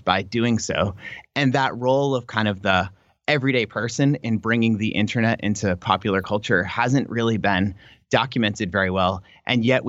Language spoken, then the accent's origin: English; United States; as an American scholar